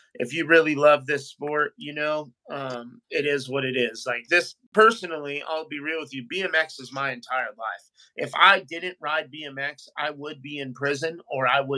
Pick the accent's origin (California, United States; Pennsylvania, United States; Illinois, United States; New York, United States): California, United States; I'm from California